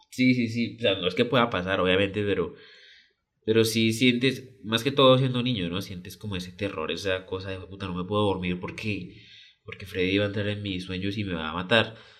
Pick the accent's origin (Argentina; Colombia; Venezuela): Colombia; yo soy colombiano